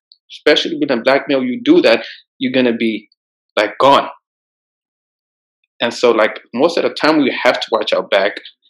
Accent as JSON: {"language": "English", "country": "Ethiopia", "said": "my country, like, I'm from Ethiopia, right?"}